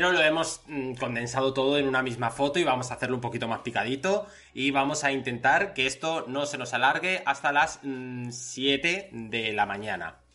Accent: Spain; Yo soy español, mucho español.

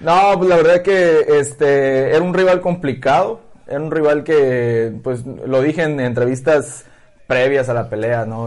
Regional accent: Mexico; Ahorita estamos muchos mexicanos ahí

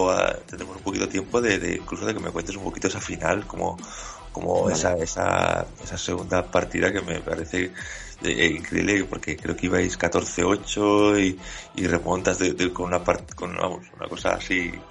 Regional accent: Asturias, Spain; now in Valencia, Spain; Exacto, sí, sí, yo vengo de Asturias.

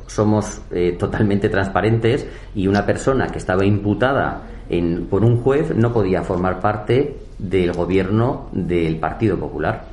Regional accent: Villaviciosa de Odón, Community of Madrid, Spain; yo tengo 43 años, vivo en mi pueblo y la mayoría de mis amigos del instituto, del Calatalifa, del Laura

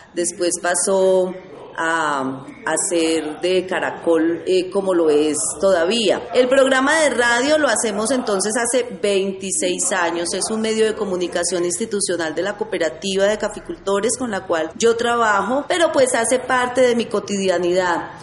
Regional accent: Sevilla, Valle del Cauca, Colombia; soy una ciudadana nacida en las entrañas de esta tierra, Sevilla, fruto de la colonización antioqueña. Mis papás son sevillanos.

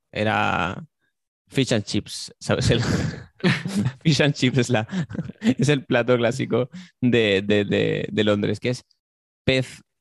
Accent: Barcelona, Catalonia, Spain; born there; yo, nací en Barcelona y he estado desde entonces eh, trabajando en diferentes restaurantes y viajando por todo el mundo.

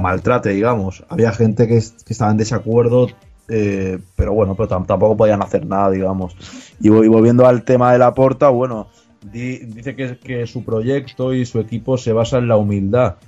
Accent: Barcelona, Catalonia, Spain; los que somos de Barcelona más todavía, los que somos de aquí

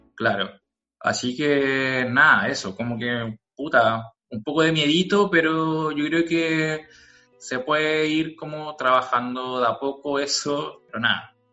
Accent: Temuco, Araucanía, Chile; moved away; yo cuando era chico, igual, cuando vivía en Temuco, eh, bueno, yo cuando vivía en Temuco viví como del 2005, 3, mentira, como el 93 hasta el 2004, 2005

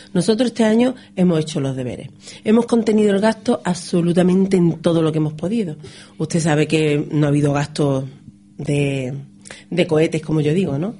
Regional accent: Ronda, Andalusia, Spain

